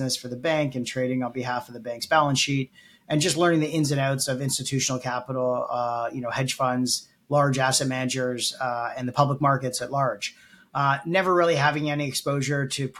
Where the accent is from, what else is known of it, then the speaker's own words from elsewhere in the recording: Toronto, Ontario, Canada; also born or lived in Halifax, Nova Scotia; I grew up in Toronto, born and raised